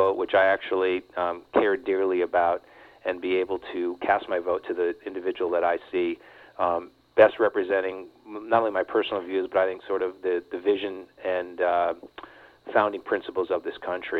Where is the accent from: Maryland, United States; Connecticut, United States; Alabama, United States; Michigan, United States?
Connecticut, United States; now in Santa Cruz, United States; I grew up in Connecticut